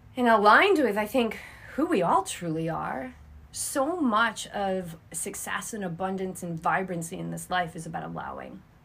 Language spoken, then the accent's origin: English; Cape Cod, Massachusetts, United States; moved away as an adult; also born or lived in Boulder, Colorado / Newport; now in Carlsbad, United States; grew up on Cape Cod, I'm a native New Englander